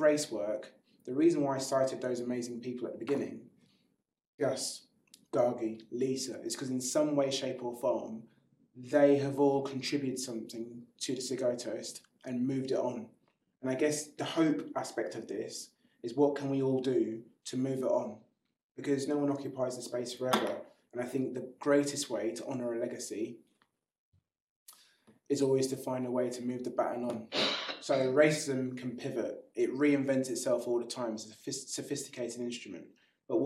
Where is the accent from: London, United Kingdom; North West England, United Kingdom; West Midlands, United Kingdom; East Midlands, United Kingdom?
London, United Kingdom; You are born and bred in Clapham